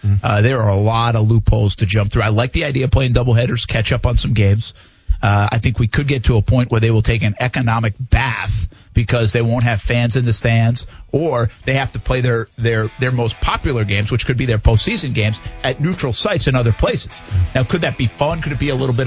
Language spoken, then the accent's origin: English; New England, United States; moved away; I grew up in New England